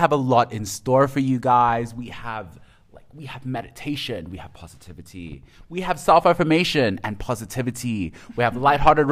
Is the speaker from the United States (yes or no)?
no; South Africa; I'm South African